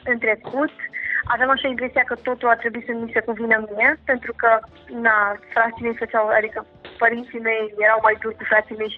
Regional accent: Bucharest, Romania; am crescut în București, uh, am făcut uh, mm, liceu în... cum uh, se numea, nu știu.

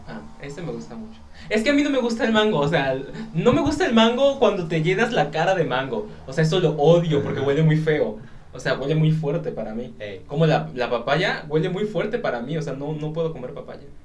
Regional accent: Mexico; por ser mexicano

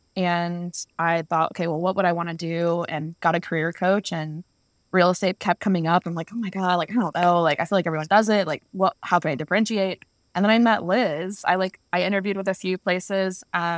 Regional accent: Charlotte, North Carolina, United States; moved away as an adult; I'm from Charlotte, North Carolina. I moved here in 2013

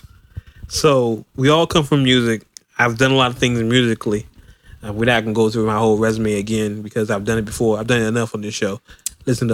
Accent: Oakland, California, United States; I'm originally from Oakland

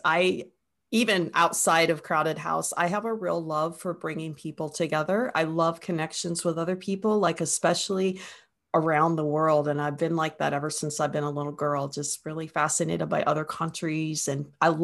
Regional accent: Northeast Ohio, United States; also born or lived in Perth, Australia; now in Wellington, New Zealand; I live in Wellington, New Zealand, which is on the southern end of the North Island, but I'm not from New Zealand. I'm originally from Northeast Ohio

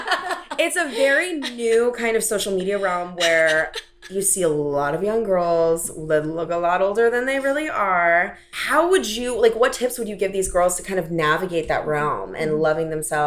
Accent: St. Louis, Missouri, United States; St. Louis, Missouri. So it's like all very blonde, tiny Midwest girls where I grew up.

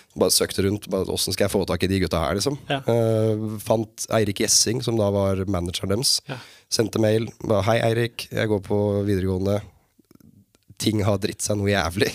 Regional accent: Sarpsborg, Østfold, Norway; also born or lived in Fredrikstad; født og oppvokst på et sted som heter Oppstad, som er sånn der ligger på grensa.

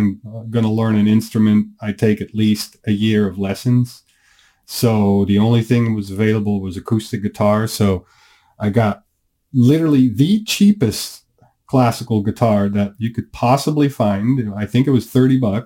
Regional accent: Netherlands; born or raised there; moved away

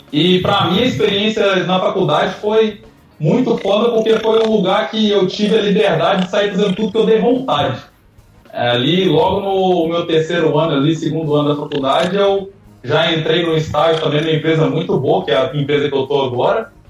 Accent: Minas Gerais, Brazil; now in Santa Catarina, Brazil; Eu sou de Minas, lá também tem cursos de mecatrônica

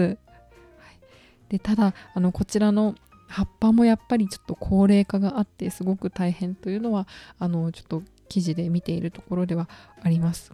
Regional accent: Okayama, Japan; now in Tokyo, Japan; 地元の岡山

